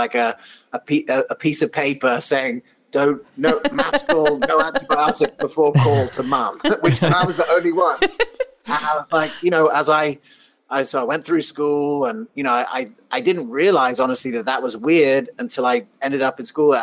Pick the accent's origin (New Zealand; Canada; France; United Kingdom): United Kingdom; England; moved away; also born or lived in Colorado / South Africa; I was actually born in Colorado. I grew up in England and South Africa.